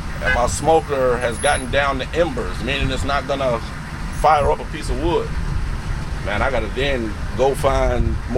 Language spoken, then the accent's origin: English; Paris, United States; my hometown of Paris